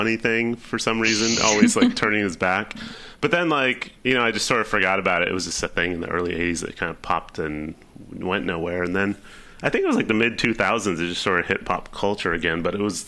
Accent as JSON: {"language": "English", "region": "Southern California", "country": "United States", "tie": "born or raised there", "said": "growing up in Southern California"}